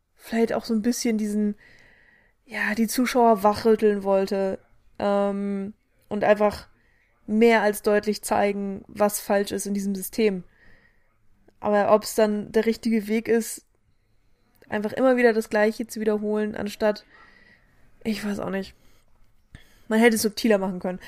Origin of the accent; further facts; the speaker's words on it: Germany; wir als Deutsche